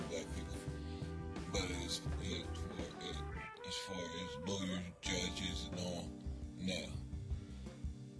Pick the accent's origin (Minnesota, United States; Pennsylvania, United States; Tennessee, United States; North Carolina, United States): Pennsylvania, United States; Pittsburgh; now in New Castle, United States; I'm necessarily from Pittsburgh